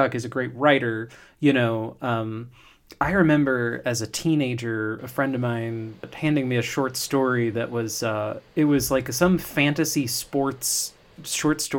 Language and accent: English; Hillsborough, Florida, United States; I'm from Hillsboro, Florida